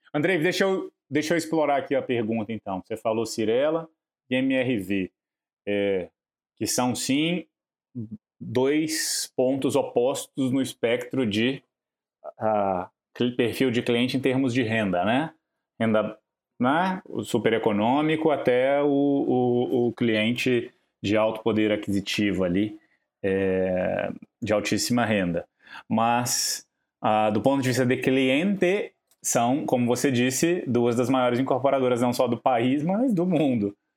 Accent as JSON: {"language": "Portuguese", "region": "Minas Gerais", "country": "Brazil", "said": "Eu sou, eu sou de Minas, é, minha cidade era ali encostada no Goiás"}